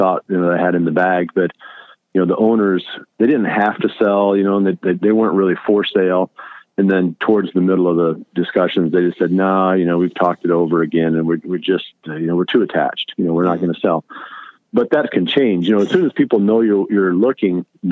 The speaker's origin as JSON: {"language": "English", "area": "Allamakee County", "region": "Iowa", "country": "United States", "tie": "born or raised there", "said": "I grew up in Almaquis County, which is the far northeast corner of Iowa"}